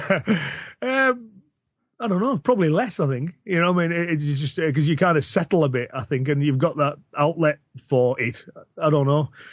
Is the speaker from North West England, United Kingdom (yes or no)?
yes; Cumbria, North West England, United Kingdom; accent: Cumbrian